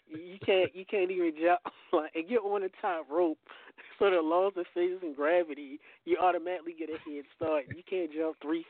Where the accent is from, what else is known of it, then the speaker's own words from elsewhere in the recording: Baltimore, Maryland, United States; I'm from Baltimore. I'm Terps.